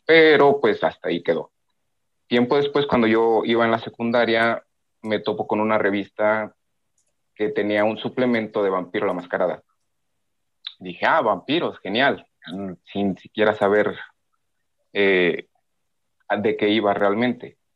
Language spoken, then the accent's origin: Spanish; Mexico; soy de México